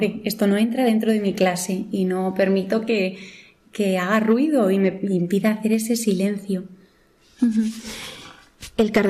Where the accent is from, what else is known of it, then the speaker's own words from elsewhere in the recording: Madrid, Community of Madrid, Spain; yo soy de Madrid.